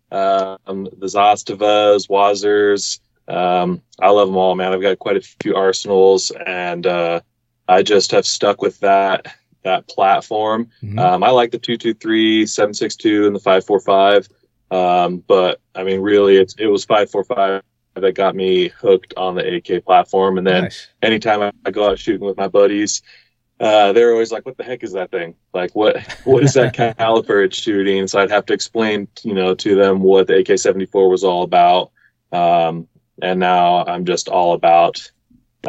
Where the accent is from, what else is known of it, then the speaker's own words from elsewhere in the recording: Northern California, United States; now in Utah, United States; I grew up in Northern California, so I wasn't part of like a gun family at all. And when I moved out to Utah in 2002